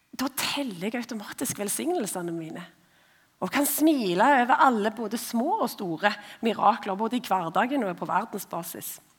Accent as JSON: {"language": "Norwegian", "area": "Ombo, Indre Ryfylke", "region": "Rogaland", "country": "Norway", "tie": "born or raised there", "said": "Jeg er født og oppvokst på ei stor, men liten, altså veldig få mennesker, eh, øy som heter Ombo"}